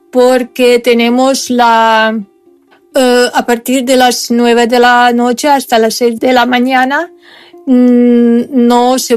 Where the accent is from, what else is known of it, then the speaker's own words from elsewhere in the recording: Ukraine; Spanish is a second language; Soy ucraniana. Soy profesora de castellano